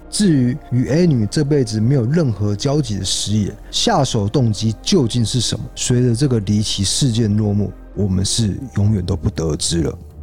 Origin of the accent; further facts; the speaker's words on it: Taiwan; 因为我们台湾人比较不会有这种